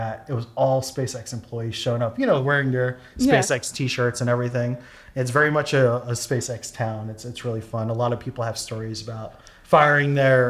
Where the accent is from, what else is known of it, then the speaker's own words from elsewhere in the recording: New York, United States; I'm from New York.